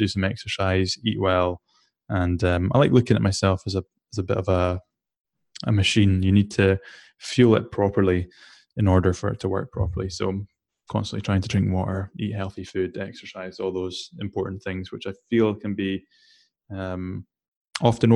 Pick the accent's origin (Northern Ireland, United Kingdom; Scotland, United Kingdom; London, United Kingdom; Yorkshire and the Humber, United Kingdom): Scotland, United Kingdom; Shetland Islands; I grew up in the Shetland Islands, which is as far north as you can go in the UK